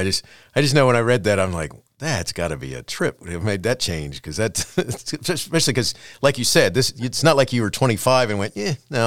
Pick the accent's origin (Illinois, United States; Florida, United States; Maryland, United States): Florida, United States; Daytona Beach; moved away; I love the idea of living near an ocean, although I don't now, but I grew up in Daytona Beach, Florida, which the ocean was right there.